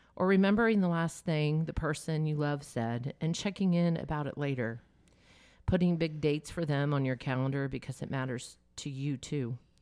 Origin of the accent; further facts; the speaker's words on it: the South, United States; I grew up in the South